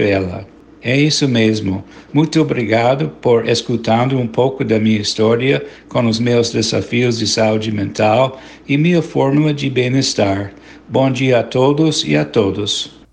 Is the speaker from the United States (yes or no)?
yes; United States; Portuguese is a second language; also born or lived in Bahia, Brazil / Rio de Janeiro, Brazil; sou cidadão dos Estados Unidos e moro em estado de Connecticut